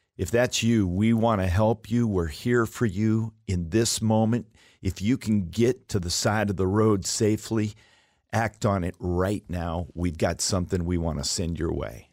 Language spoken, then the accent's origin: English; Alaska, United States; I was raised in Alaska